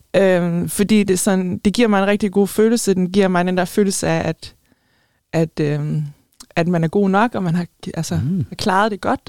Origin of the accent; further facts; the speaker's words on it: Denmark; also born or lived in Spain; som danskere